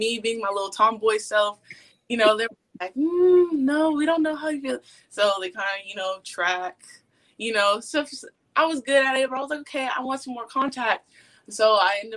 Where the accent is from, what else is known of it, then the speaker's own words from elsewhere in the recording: Austin, Texas, United States; I grew up in Austin